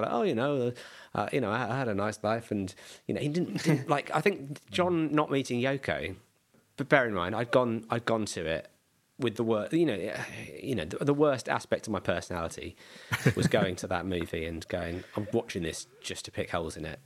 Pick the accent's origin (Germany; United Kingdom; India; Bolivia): United Kingdom; Bromley, London; also born or lived in Beckenham; I was born in Bromley. I'm he moved around a tiny bit to other bits of South uh, South London, and now live in Beckenham.